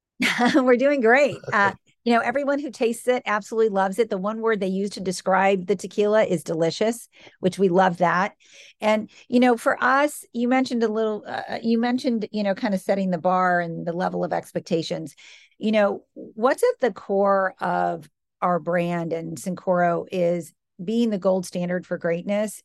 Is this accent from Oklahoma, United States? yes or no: no; Michigan, United States; moved away as an adult; also born or lived in New York City; now in Boston, United States; I grew up in the Midwest, grew up in Michigan, good Midwestern values